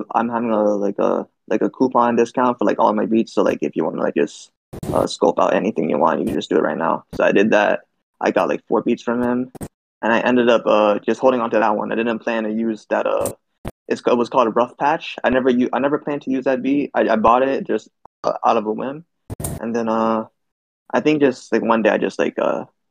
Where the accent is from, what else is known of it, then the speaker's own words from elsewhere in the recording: Toronto, Ontario, Canada; I'm from Toronto. I'm from Scarborough, the east end of Toronto